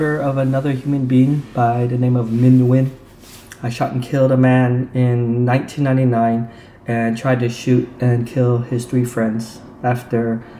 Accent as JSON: {"language": "English", "town": "Provo", "region": "Utah", "country": "United States", "tie": "born or raised there", "said": "I grew up in Provo, Utah, which is during that time, it was right after the Vietnam War, so I would not be surprised if we were the very first Vietnamese family there to settle in Utah."}